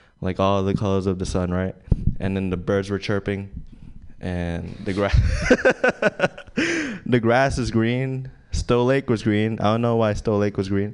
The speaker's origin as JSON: {"language": "English", "country": "Philippines", "moved": "yes", "lives_now": "San Francisco, United States", "said": "I'm from the Philippines and I go to school at SF State"}